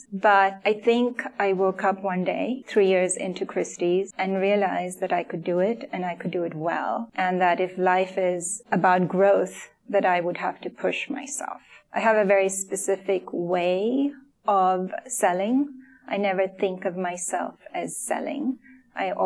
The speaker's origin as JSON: {"language": "English", "country": "Sri Lanka", "tie": "born or raised there", "moved": "yes", "said": "I grew up in Sri Lanka. I don't have much family here."}